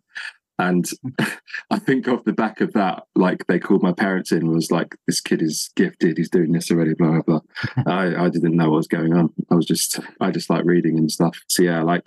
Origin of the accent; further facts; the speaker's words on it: Northamptonshire, East Midlands, United Kingdom; I'm from the Midlands, so in Northamptonshire, so East Anglia.